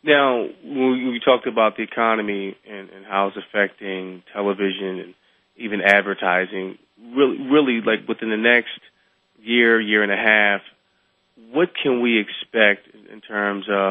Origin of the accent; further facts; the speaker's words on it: Philadelphia, Pennsylvania, United States; I'm from Philadelphia.